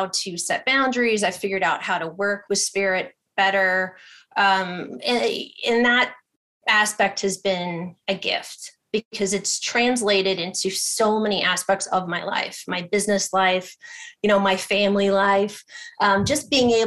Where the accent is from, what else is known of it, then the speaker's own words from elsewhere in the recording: Ohio, United States; moved away; I'm from Ohio originally